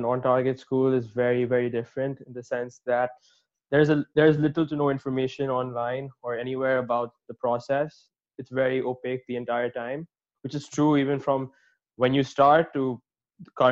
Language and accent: English; Dubai, United Arab Emirates; moved away as an adult; now in Illinois, United States; I'm from Dubai, and which is why I'm an international student, and I currently study at the University of Illinois